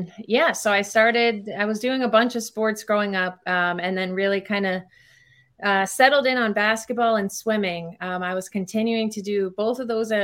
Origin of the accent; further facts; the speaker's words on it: White Plains, New York, United States; moved away as an adult; also born or lived in Chicago; born and raised in White Plains